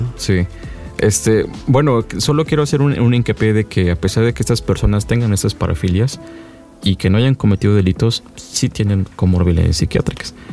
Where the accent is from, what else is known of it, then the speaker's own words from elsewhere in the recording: Mexico; solamente somos tres mexicanos